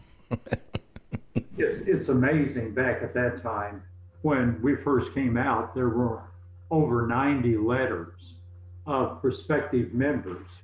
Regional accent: East Tennessee, United States; moved away as an adult; also born or lived in Glasgow, Kentucky; When we were in the second grade, we moved to East Tennessee and we lived there until I went to Ambassador College

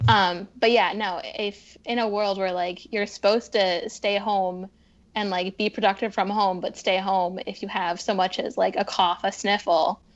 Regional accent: Poughkeepsie, New York, United States; moved away as an adult; also born or lived in Boston / Midwest; I grew up in upstate New York.

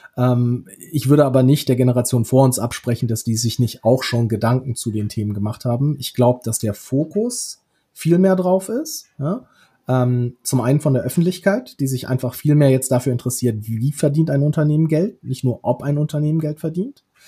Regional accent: Rhineland, Germany; sehe ich mich wahrscheinlich irgendwie primär als Rheinländer

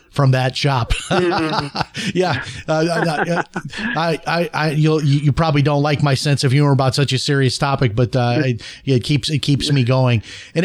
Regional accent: Chicago, Illinois, United States; Now, I'm trying to remember this, but I think when I was a child growing up in Chicago, that there was a time where you could go

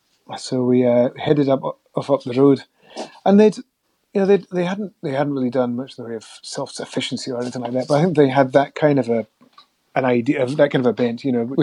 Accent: Mull, Scotland, United Kingdom; also born or lived in Norwich; now in Shetland, United Kingdom; I grew up mostly on Mull. I was born in Norwich in 1970. My folks were living in Norfolk at that point.

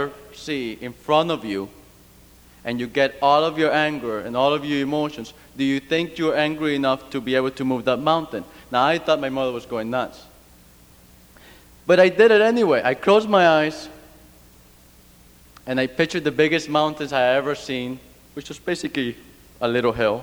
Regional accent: Cuba; now in United States; I grew up in Cuba under a communist regimen.

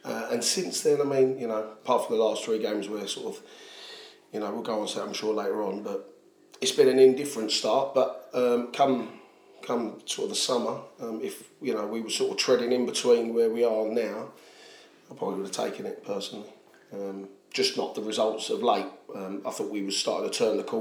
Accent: Southend-on-Sea, East of England, United Kingdom; I'm not from East London. I was brought up in Southend

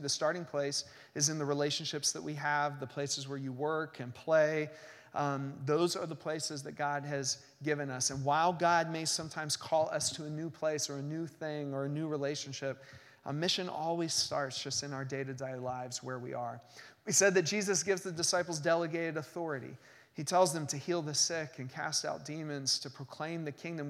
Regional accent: United States; American Christians

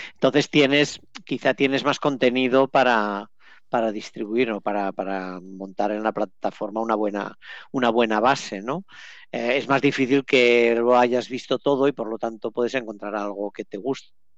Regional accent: Catalonia, Spain; accent: Catalan; yo con mi acento catalán

